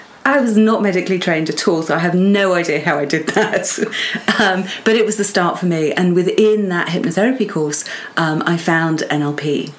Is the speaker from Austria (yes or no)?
no; Portugal; also born or lived in United States / England; So for me, I was born in the States and then grew up a lot of my childhood in Portugal.